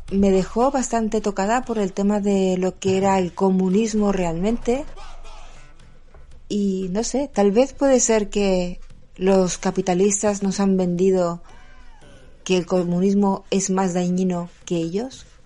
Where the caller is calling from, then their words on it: Mallorca, Balearic Islands, Spain; Hola Julio … de Mallorca.